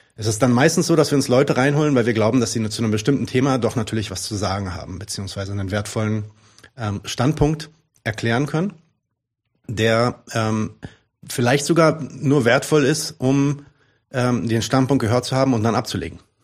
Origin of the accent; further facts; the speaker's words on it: Palestine; ich bin ja Palästinenser